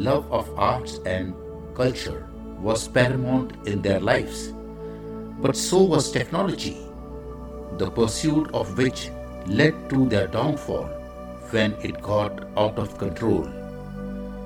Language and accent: English; India; I am the Indian monk